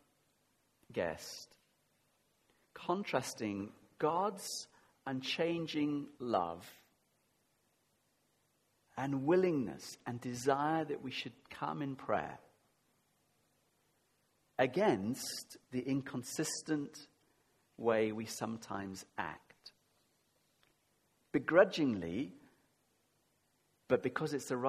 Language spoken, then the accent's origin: English; United Kingdom; we're very British